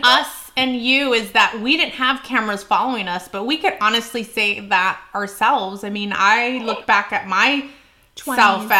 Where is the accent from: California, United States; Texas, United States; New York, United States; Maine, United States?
California, United States; San Jose; I was from San Jose, so that was, it was a little bit more hood.